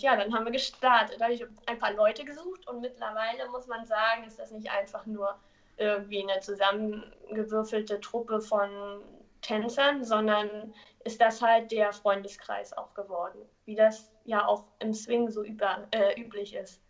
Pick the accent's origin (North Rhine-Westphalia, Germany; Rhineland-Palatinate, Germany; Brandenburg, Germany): Brandenburg, Germany; Neuruppin; now in Hamburg, Germany; ursprünglich komme ich aus Neuruppin. Das ist ähm, nördlich von Berlin.